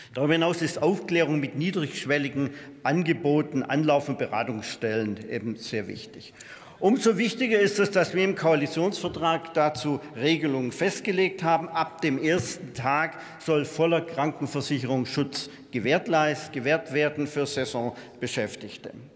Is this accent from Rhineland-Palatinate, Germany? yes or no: yes; Vorderpfalz, Rhineland-Palatinate, Germany; In meiner Heimatregion, die auch als Gemüsegarten Vorderpfalz bezeichnet wird